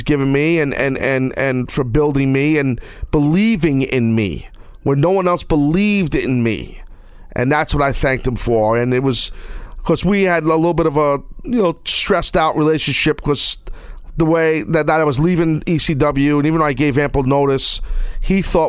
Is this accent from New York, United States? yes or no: yes; New York City, New York, United States; also born or lived in Long Island, New York; my hometown of Madison Square Garden